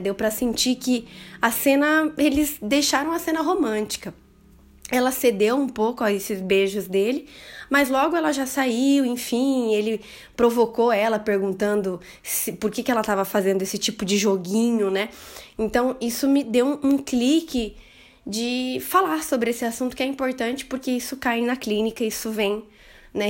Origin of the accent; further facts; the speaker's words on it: interior of Paraná, Brazil; Eu sou do interior do Paraná